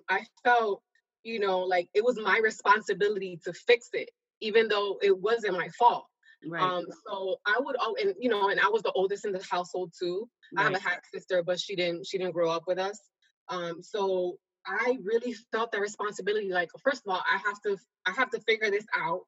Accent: New York City, New York, United States; I'm originally from New York

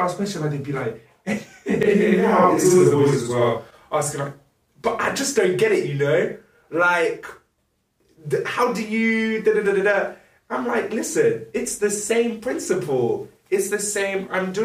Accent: France; moved away; I'm from France, and I have quite a lot of Arabic friends from over there.

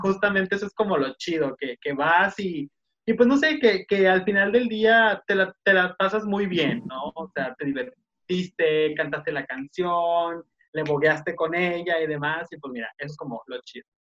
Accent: Tijuana, Baja California, Mexico; Somos de acá, de Tijuana. Estamos muy al norte.

